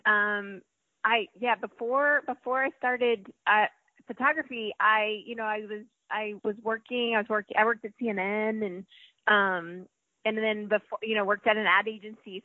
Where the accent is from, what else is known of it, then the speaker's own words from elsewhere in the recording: New Jersey, United States; moved away as an adult; also born or lived in North Carolina; now in Atlanta, United States; I grew up in New Jersey